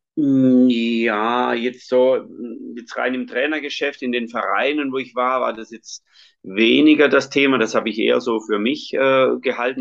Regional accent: Schonach, Baden-Württemberg, Germany; ich bin katholisch, auch so erzogen worden, bei uns in Schonach

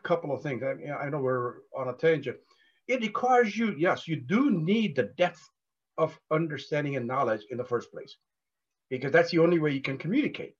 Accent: India; moved away as an adult; I was born and educated in India before I came here.

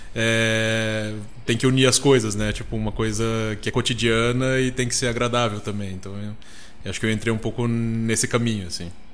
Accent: Cuiabá, Mato Grosso, Brazil; moved away; Eu sou de Cuiabá

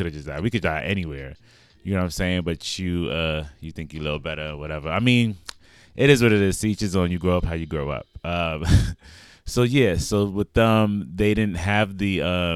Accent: New York City, New York, United States; where I grew up in Brooklyn, by the way, I'm from Brooklyn

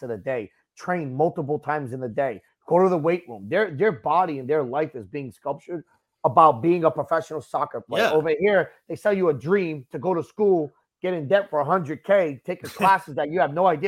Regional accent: United States; I'm from America. I'm English, but I'm from America. I'm not from England

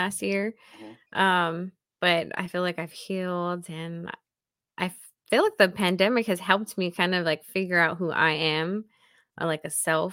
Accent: Hawaii, United States; moved away

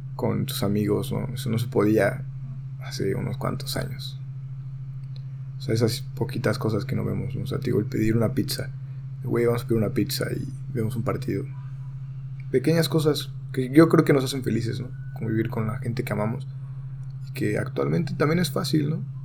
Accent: Mexico; hablo en mi país que es México

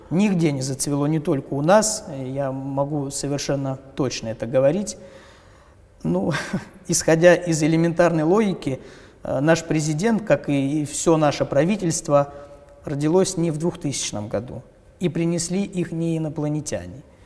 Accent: Ryazan Oblast, Russia; В моем поселке, ровно как и во всей Рязанской области

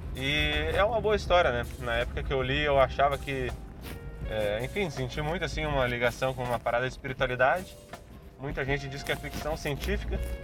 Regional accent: Porto Alegre, Rio Grande do Sul, Brazil; Porto Alegre, a minha cidade natal, é um ovo

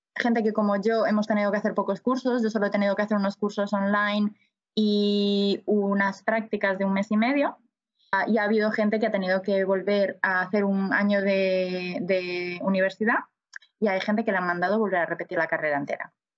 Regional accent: A Coruña, Galicia, Spain; moved away as an adult; also born or lived in Paris, France / Mallorca, Spain; now in Vancouver, Canada; soy de La Coruña

